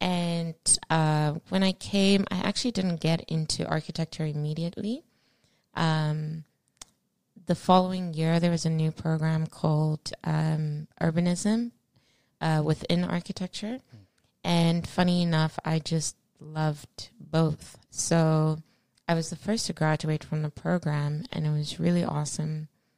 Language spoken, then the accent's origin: English; Australia; also born or lived in Zimbabwe; I was born in Zimbabwe. At an early age, my family, my dear parents, Margaret and Fortune, moved to Australia.